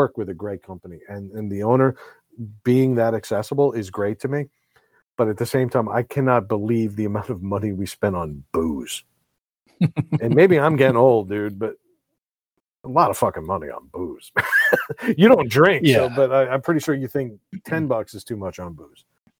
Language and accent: English; New York, United States; now in Rhode Island, United States; New York, my hometown